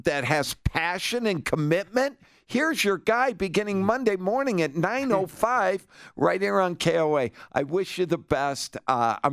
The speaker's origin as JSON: {"language": "English", "town": "Detroit", "region": "Michigan", "country": "United States", "tie": "born or raised there", "moved": "yes", "lives_now": "Littleton, United States", "said": "I grew up in Detroit"}